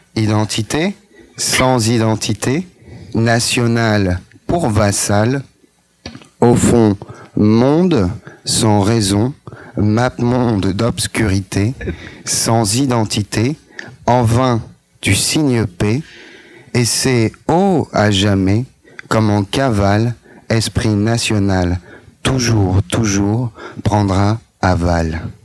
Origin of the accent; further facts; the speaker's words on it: France; moi, je suis français